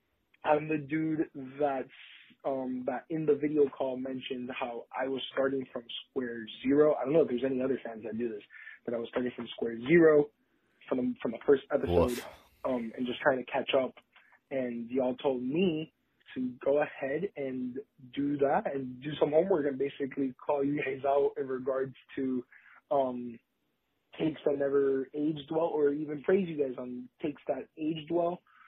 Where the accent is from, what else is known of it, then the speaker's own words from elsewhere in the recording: Miami, Florida, United States; being I'm from Miami, I'm a Marlins dude